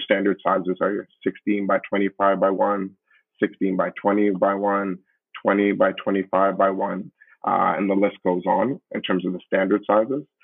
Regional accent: Canada; also born or lived in Brampton, Ontario; we are a Canadian-born uh, group of founders

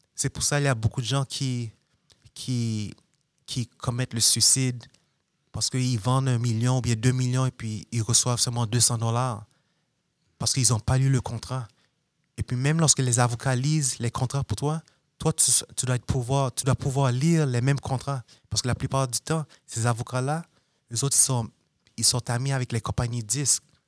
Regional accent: Montreal, Quebec, Canada; moved away; also born or lived in New York; je viens de Montréal

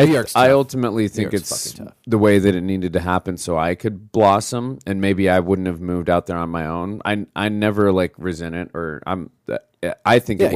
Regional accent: Scottsdale, Arizona, United States; also born or lived in Utah / Austin / Phoenix; now in New York, United States; Scottsdale, Arizona.

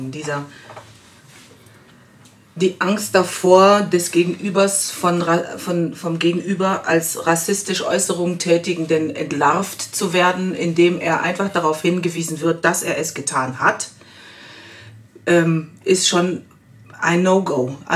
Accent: Germany; born there; Auch ich bin in Deutschland geboren als gemischtes Kind, People of Color.

